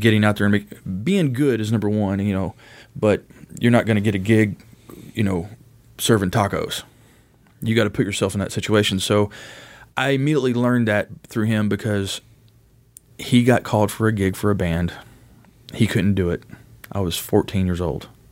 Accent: Owensboro, Kentucky, United States; also born or lived in Utica, Kentucky; originally born and raised in Owensboro, Kentucky

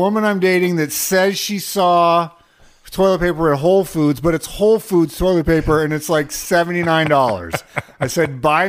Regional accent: Pacific Northwest, United States; growing up in the Great Pacific Northwest

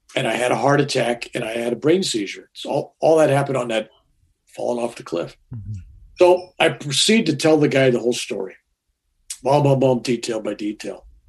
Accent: San Francisco, California, United States; I was born in San Francisco on March 16th, 1946

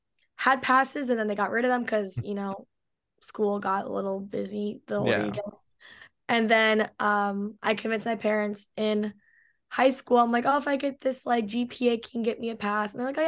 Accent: California, United States; Yeah, so I was born and raised here in Orange County, California.

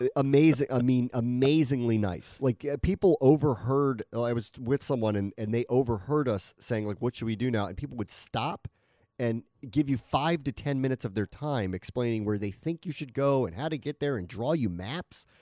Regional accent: United States; I am so American

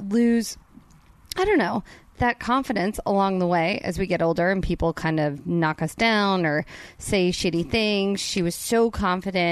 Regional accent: New Jersey, United States; I'm from Jersey.

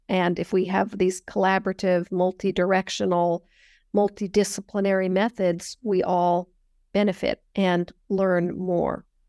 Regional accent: Northern California, United States; I grew up in Northern California

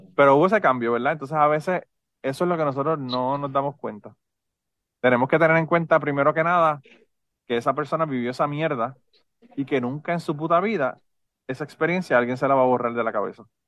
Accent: Puerto Rico; si somos boricuas

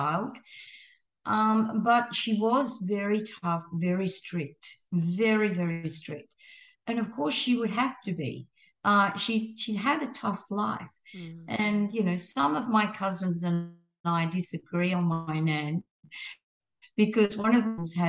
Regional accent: Guyra, New South Wales, Australia; moved away; In Gyra, up in the New England, and that's my hometown. That's where I was born

